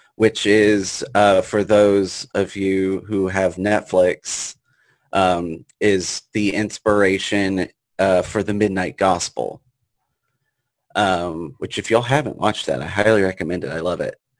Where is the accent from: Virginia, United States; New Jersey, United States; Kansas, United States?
Virginia, United States; Richmond; growing up in uh, Richmond, Virginia